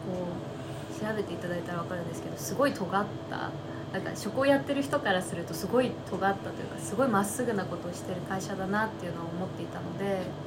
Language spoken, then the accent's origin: Japanese; Tokyo, Japan; moved away; 私東京生まれ東京育ちなんですけど